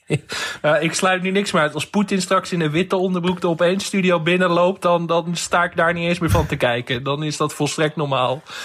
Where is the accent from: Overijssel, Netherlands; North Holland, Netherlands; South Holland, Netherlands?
North Holland, Netherlands; West Friesland; ik kom uit West-Friesland, dus ik ben wel een beetje wind gewend.